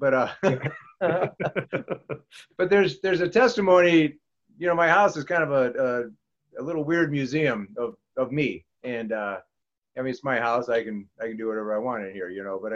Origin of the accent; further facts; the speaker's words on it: Clinton, Iowa, United States; also born or lived in Morrison, Illinois; now in Freeport, United States; I grew up in Clinton, Iowa, and Morrison, Illinois